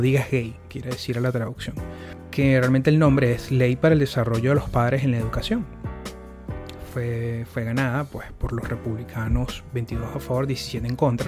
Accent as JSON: {"language": "Spanish", "country": "Venezuela", "moved": "yes", "said": "uno como venezolano"}